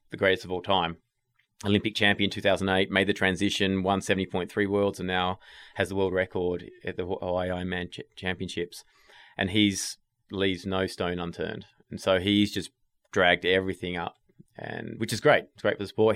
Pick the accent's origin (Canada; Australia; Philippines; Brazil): Australia; Tasmania; moved away as an adult; also born or lived in England; now in United States; I'm from Tasmania